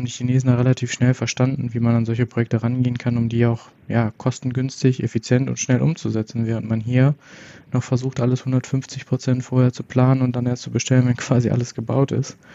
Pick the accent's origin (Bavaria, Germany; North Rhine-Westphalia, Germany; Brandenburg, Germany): North Rhine-Westphalia, Germany; Paderborn; ich bin ich bin im Laden hier geboren und aufgewachsen in Paderborn, also schon irgendwo in Ostwestfalen-Lippe